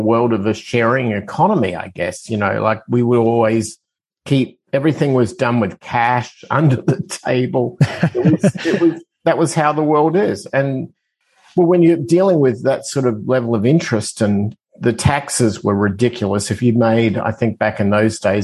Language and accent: English; Adelaide, South Australia, Australia; accent: Australian; moved away as an adult; now in United States; I'm originally from Australia, as my accent tends to give it away, but I migrated to the United States when I was 25